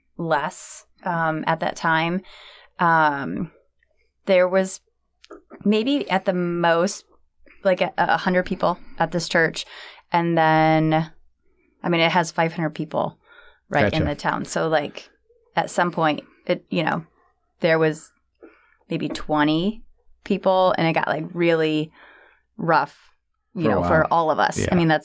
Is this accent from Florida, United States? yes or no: no; Freeport, Michigan, United States; moved away as an adult; also born or lived in Ashley, Michigan; now in San Diego, United States; I grew up in Freeport, Michigan, and then we moved to Ashley.